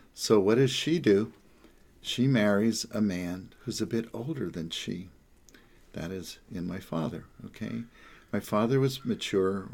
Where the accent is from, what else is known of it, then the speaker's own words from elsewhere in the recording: the Jersey Shore, New Jersey, United States; also born or lived in New York; now in Los Angeles, United States; I come from New York and New Jersey, the Jersey Shore